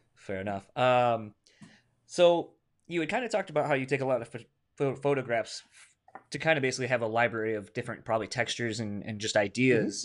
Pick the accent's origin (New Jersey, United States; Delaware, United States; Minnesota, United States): Delaware, United States; moved away; I'm originally from Delaware